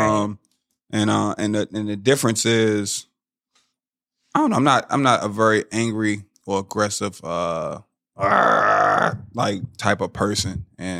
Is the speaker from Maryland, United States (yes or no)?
yes; Maryland, United States; now in Florida, United States; I'm originally from Maryland. I moved to Florida.